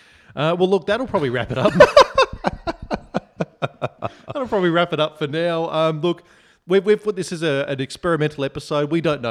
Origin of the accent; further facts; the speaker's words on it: Bondi, New South Wales, Australia; We grew up in Bondi, and Bondi Road, for any listeners that don't know, very busy street, bumper to bumper a lot of the time.